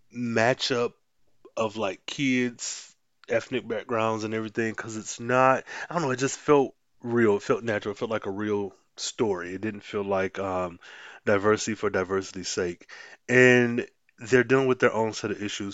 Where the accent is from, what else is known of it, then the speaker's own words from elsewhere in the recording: Midwest, United States; as a Midwesterner